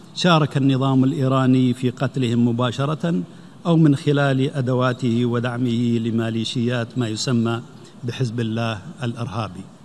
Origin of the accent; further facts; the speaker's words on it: Saudi Arabia; بلادي المملكة العربية السعودية